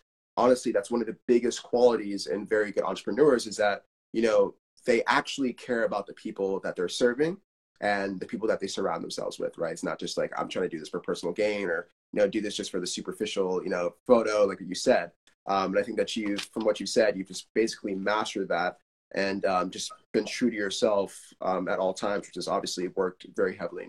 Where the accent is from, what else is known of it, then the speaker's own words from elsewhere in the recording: Nigeria; because when I was younger, similar to you, being Nigerian, being African, it wasn't a cool thing at all.